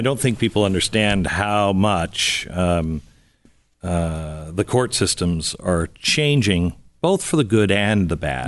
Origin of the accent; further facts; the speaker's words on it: Seattle, Washington, United States; moved away; I'm a West Coast guy. I grew up in Seattle.